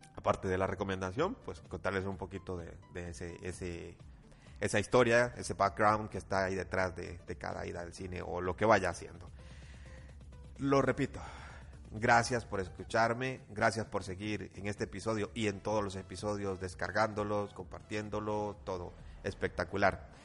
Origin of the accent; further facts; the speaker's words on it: Costa Rica; No crean que Costa Rica vivimos tan atrás